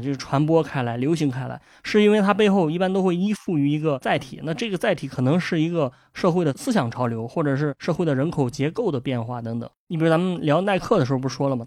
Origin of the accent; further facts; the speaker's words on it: Shandong, China; 我是一个山东人